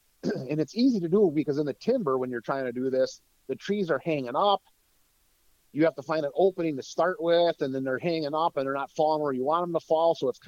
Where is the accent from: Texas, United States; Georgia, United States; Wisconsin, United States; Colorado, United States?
Wisconsin, United States; I'm from North Central Wisconsin. So where I used to live, the paper industry was huge.